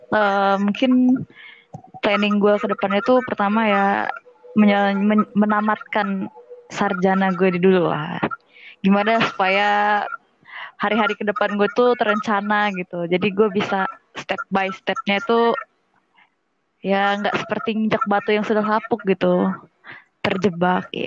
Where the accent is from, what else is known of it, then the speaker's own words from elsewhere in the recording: Bandar Lampung, Lampung, Indonesia; now in Palembang, Indonesia; Sekarang udah semester 5 dan kebetulan gue asal dari Bandar Lampung.